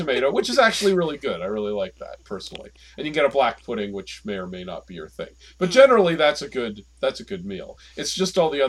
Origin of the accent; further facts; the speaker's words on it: Ontario, Canada; I'm from Ontario